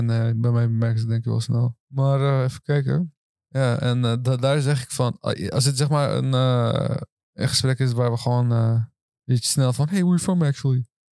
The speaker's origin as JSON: {"language": "Dutch", "town": "Rotterdam", "region": "South Holland", "country": "Netherlands", "tie": "born or raised there", "said": "Turks Nederlander, eh, geboren getogen, Rotterdam."}